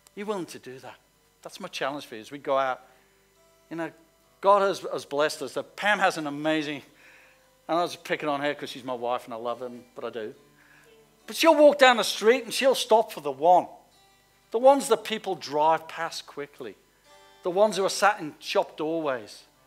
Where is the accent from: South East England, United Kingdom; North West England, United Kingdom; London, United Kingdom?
North West England, United Kingdom; Liverpool; I come from Liverpool